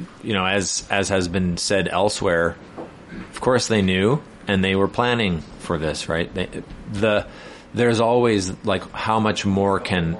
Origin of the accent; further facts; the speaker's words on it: British Columbia, Canada; we as British Columbians